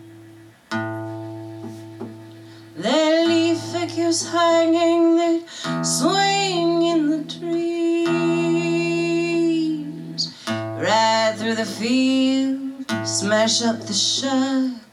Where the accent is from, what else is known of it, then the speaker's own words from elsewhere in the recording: the South, United States; moved away; I'm from the South